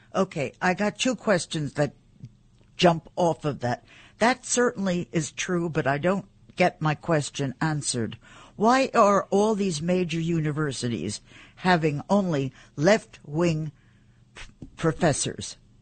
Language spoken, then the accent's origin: English; New York, United States; I am a New Yorker.